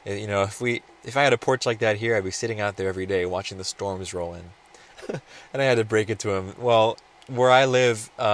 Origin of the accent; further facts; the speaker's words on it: Roseburg, Oregon, United States; also born or lived in California; my hometown here in Roseburg, Oregon